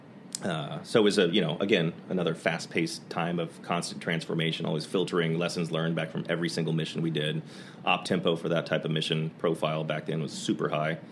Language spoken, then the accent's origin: English; Dallas, Texas, United States; I grew up in Dallas did my undergrad education at Southern Methodist University.